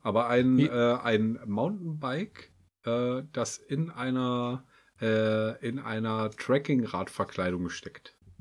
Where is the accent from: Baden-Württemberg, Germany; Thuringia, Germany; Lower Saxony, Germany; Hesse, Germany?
Hesse, Germany; Kassel; wir kommen aus, aus Kassel